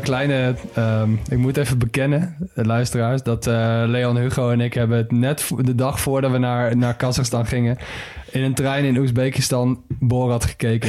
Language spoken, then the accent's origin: Dutch; Netherlands; als Nederlander